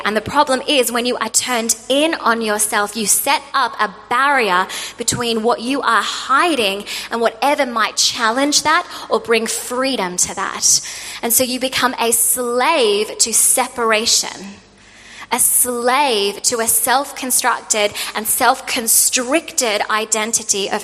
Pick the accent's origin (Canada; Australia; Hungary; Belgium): Australia; moved away; I'm an Australian